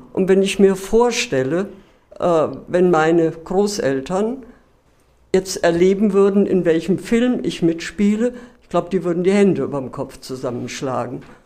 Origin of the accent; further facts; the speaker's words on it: Karben, Hesse, Germany; moved away; Also ich komme da aus Großkarben